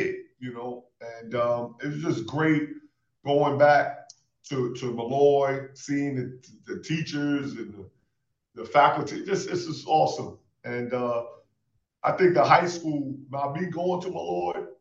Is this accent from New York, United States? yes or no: yes; New York City, New York, United States; moved away as an adult; also born or lived in Atlanta; now in Nashville, United States; We from Queens.